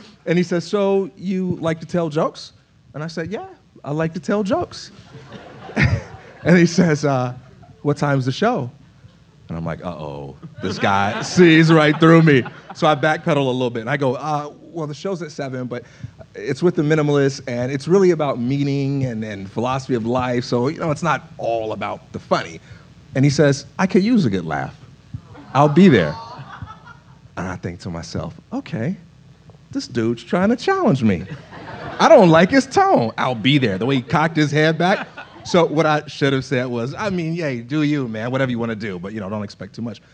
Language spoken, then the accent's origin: English; Chicago, Illinois, United States; I'm from Chicago.